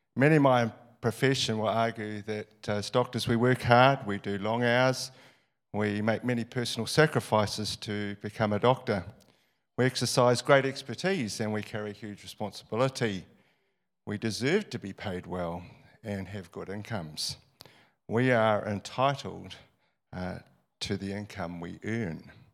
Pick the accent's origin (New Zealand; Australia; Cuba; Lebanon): New Zealand; I was born in New Zealand and not in the slums of Calcutta